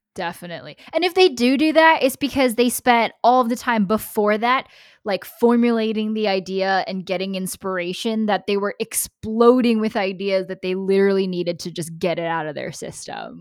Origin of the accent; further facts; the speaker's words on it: United States; I'm American